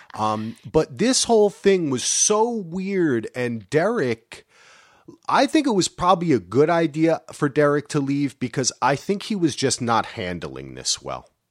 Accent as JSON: {"language": "English", "region": "New Jersey", "country": "United States", "said": "I'm from New Jersey"}